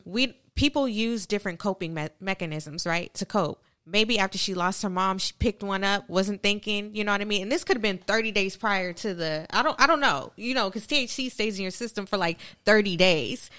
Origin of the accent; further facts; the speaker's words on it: California, United States; moved away; I'm originally from California